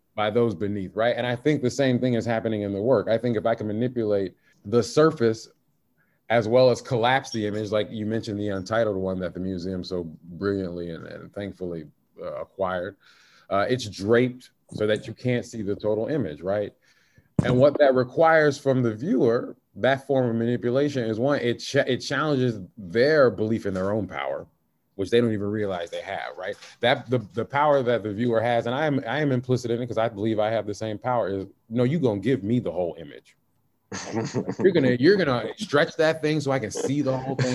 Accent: the South, United States; I'm from the South

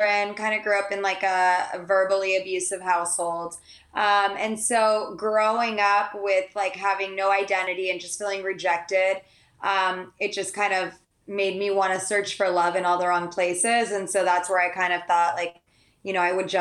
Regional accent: San Diego, California, United States; also born or lived in Santa Barbara; I grew up in San Diego

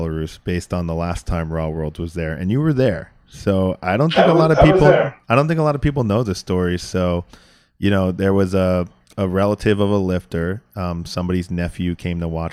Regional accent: United States; I am an American

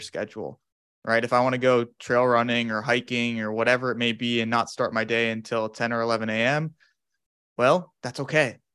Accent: Phoenix, Arizona, United States; moved away as an adult; now in Madison, United States; I'm originally from Phoenix, Arizona, in the States

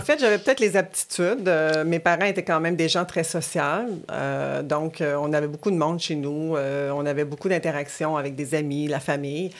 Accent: Quebec City, Quebec, Canada; also born or lived in Rimouski, Bas-Saint-Laurent; je suis native du Bas-Saint-Laurent, de Rimouski. je, suis venue habiter à Québec avec ma famille à l'âge de 6 ans

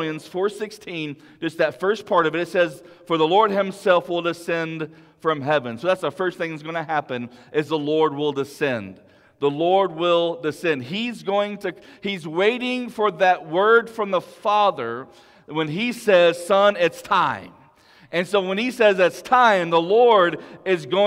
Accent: Big Lake, United States; my small church I grew up in Big Lake

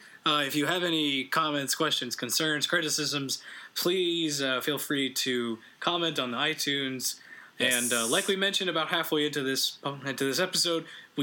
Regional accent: Canada; Sorry, we're very Canadian

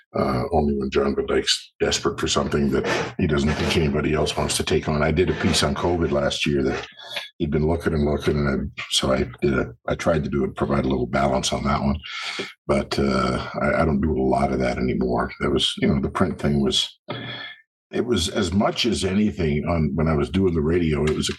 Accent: Cowichan Valley, British Columbia, Canada; moved away as an adult; also born or lived in Brazil / Vancouver Island; wound up back at my hometown on the West Coast in the Cowichan Valley and worked at my hometown radio station there

